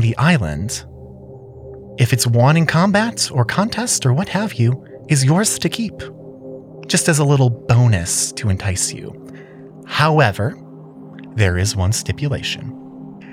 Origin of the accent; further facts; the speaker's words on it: United States; As an American